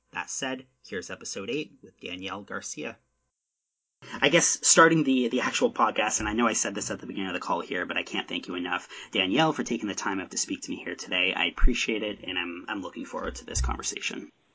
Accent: Southern Ontario, Canada; now in Nova Scotia, Canada; I'm Nova Scotia now, but I'm from Southern Ontario.

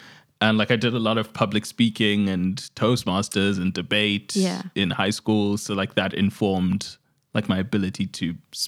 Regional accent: Zimbabwe; now in Australia; I'm representing Australia, but I'm from Zimbabwe.

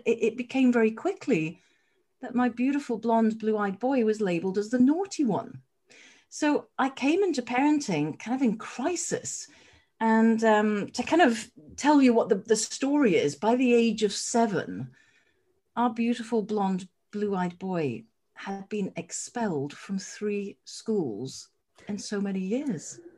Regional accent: Edinburgh, Scotland, United Kingdom; also born or lived in Wimbledon, London; now in London, United Kingdom; I'm down in Wimbledon SW19 and I hail from Edinburgh.

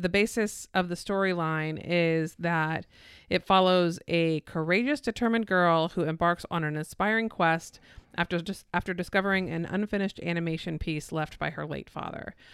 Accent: Florida, United States; someone who was born and raised in Florida

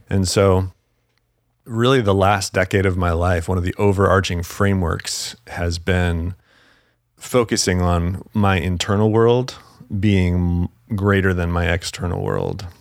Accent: Salt Lake City, Utah, United States; also born or lived in Los Angeles; now in Tennessee, United States; I grew up in Salt Lake City, Utah

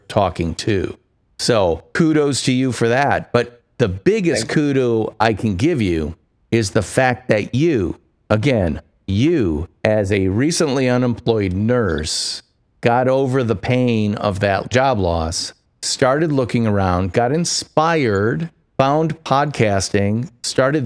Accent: United States; I'm an American

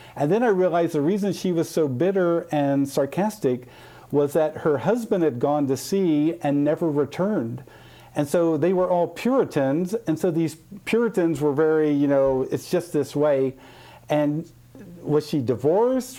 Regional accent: Midwest, United States; I grew up in the Midwest

